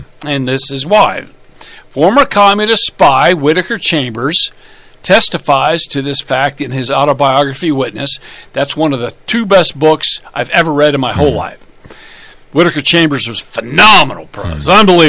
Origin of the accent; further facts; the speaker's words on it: Minnesota, United States; My home state, for example, Minnesota, is close to enshrining abortion rights in the state law.